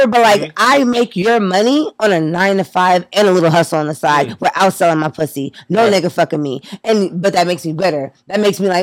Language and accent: English; Long Beach, California, United States; now in Atlanta, United States; I'm from Long Beach.